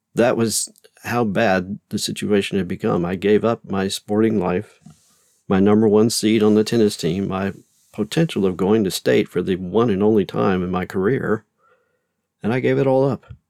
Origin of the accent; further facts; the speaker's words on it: Louisiana, United States; I grew up in Louisiana